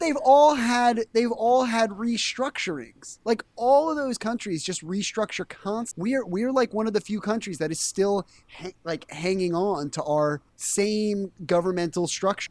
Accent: East Coast, United States; now in Cleveland, United States; I'm from the East Coast.

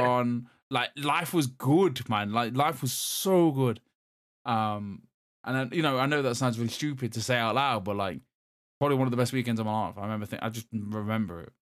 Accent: Derby, East Midlands, United Kingdom; I'm from Derby

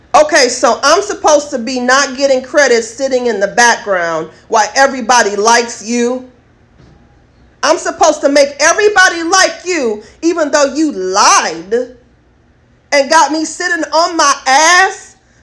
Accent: United States; I am an American first class citizen

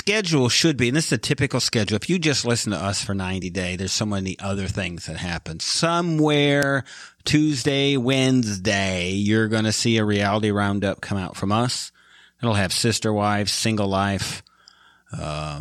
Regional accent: Michigan, United States; also born or lived in Midwest; now in Dallas, United States; I am from Michigan, and we live in Dallas

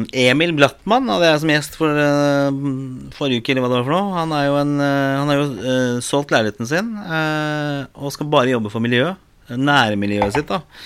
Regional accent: Oslo, Norway; jeg vokste opp på Torså

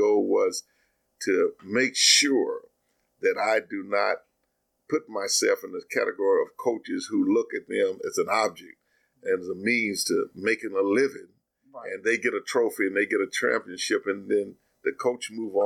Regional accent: Princeton, Kentucky, United States; I came from Princeton, Kentucky

